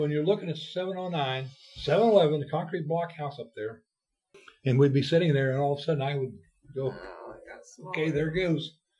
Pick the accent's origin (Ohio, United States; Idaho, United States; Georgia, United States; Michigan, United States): Ohio, United States; In my hometown.